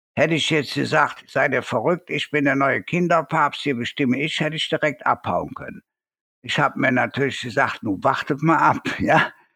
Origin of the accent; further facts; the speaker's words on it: Cologne, North Rhine-Westphalia, Germany; Bei uns in Köln